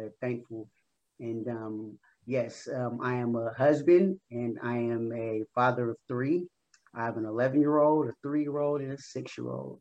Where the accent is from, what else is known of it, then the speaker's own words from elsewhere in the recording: San Francisco, California, United States; I am also from San Francisco, in the San Francisco Bay Area